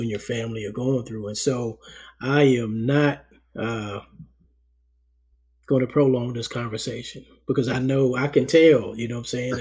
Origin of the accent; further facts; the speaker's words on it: New York City, New York, United States; moved away; First 10 years of my life, you know, I was born in Harlem, New York, lived in Harlem with my parents and my older brother